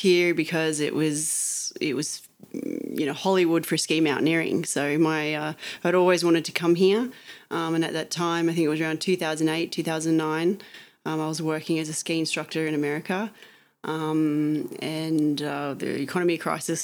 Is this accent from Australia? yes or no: yes; Australia; moved away as an adult; now in Chamonix, France; I'm an Australian rolfer lost in the French Alps